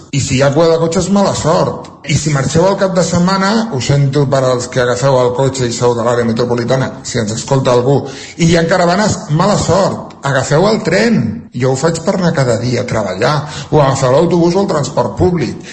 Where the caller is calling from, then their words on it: Centelles, Catalonia, Spain; de Centelles. Després d'una nit estival, almenys des d'Osona Sud, hem patit una caloreta ben bona.